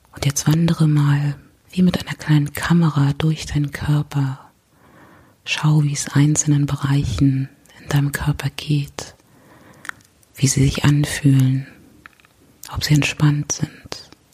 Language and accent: German; Berlin, Germany; ich komme aus Berlin